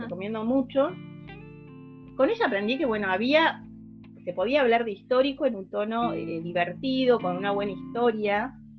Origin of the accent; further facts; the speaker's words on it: Salta, Argentina; yo soy de Salta, eso no, me acuerdo si lo había puesto en la bio, este, soy una soy salteña